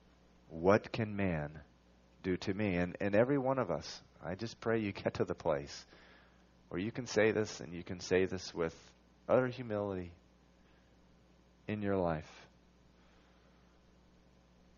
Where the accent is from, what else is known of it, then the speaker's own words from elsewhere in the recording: Venezuela; now in Massachusetts, United States; I was born here in Massachusetts. I moved away when I was 9. I moved to Venezuela